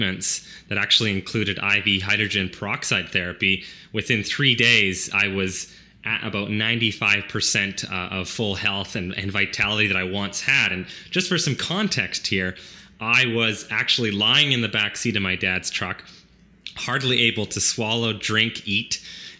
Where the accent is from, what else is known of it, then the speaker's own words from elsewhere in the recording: Chilliwack, British Columbia, Canada; But I grew up on a small dairy farm in Chilliwack